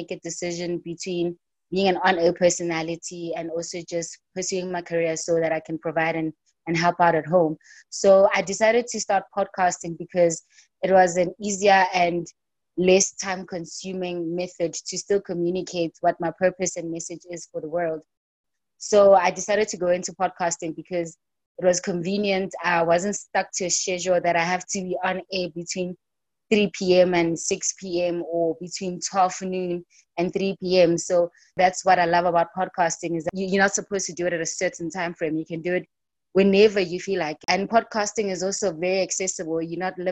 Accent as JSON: {"language": "English", "town": "Soweto", "region": "Gauteng", "country": "South Africa", "tie": "born or raised there", "said": "I'm born and bred in Soweto, in Gauteng."}